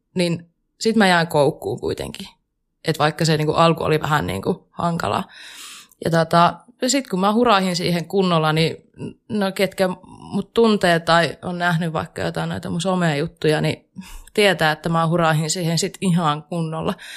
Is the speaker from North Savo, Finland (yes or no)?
yes; Kuopio, North Savo, Finland; moved away as an adult; now in Jyväskylä, Finland; mä tuun Kuopiosta. Ja siis se pitää aina mainita ensimmäisenä, koska mä oon hyvin ylpeä siitä, että mä oon pohjoissavolainen